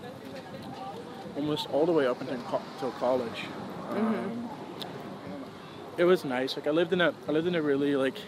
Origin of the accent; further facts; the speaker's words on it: Tilburg, North Brabant, Netherlands; now in The Hague, Netherlands; Born and raised. I was born in Tilburg